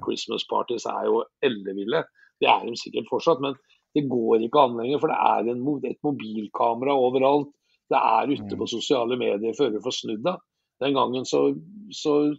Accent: Fredrikstad, Østfold, Norway; det som jeg tar på hver dag, for det gjør jeg i hjembyen min, så tar jeg på følelsene jeg tar på Fredrikstad fotballklubb hver eneste dag

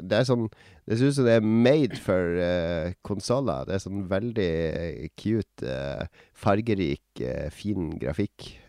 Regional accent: Bergen, Vestland, Norway; Jeg er ikke fra Norge, jeg er fra Noen av oss er fra Bergen.

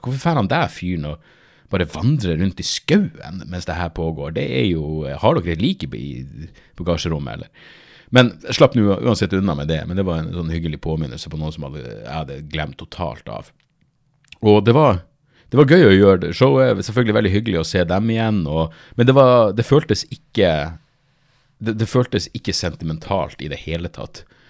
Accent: Narvik, Nordland, Norway; jeg er fra Narvik

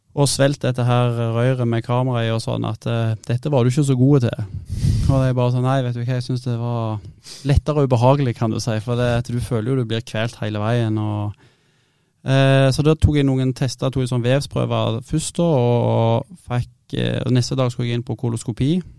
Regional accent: Stavanger, Rogaland, Norway; moved away as an adult; now in Bodø, Norway; jeg var hjemme i Stavanger

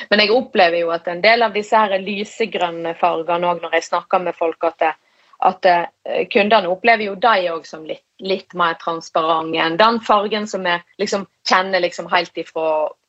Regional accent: Western Norway, Norway; Nå har de jo allerede påpekt hvor jeg er ifra. Jeg er jo eh, fra Vestlandet, og jeg, jeg driver jo eh, en 100 nynorsk bedrift, så jeg er nummer én opptatt av språk.

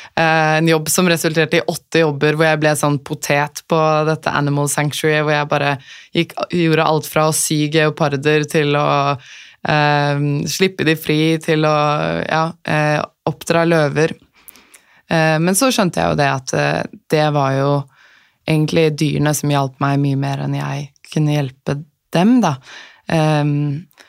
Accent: Asker, Akershus, Norway; moved away as an adult; vokste opp i Asker

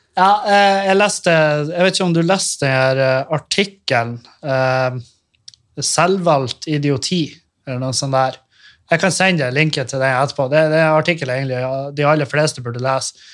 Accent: Meløy, Nordland, Norway; moved away as an adult; also born or lived in Trondheim; jeg flytta fra Meløy

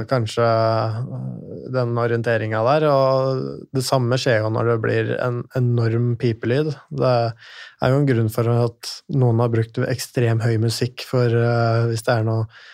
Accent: Lillehammer, Innlandet, Norway; moved away; jeg kommer fra Lillehammer.

